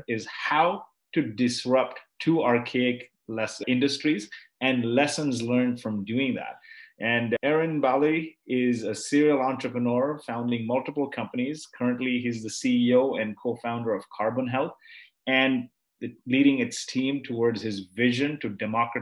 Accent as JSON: {"language": "English", "country": "Kuwait", "tie": "born or raised there", "said": "I was born in Kuwait"}